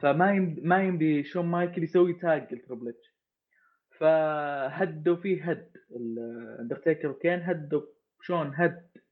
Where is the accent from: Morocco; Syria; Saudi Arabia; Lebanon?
Saudi Arabia; انا كشخص سعودي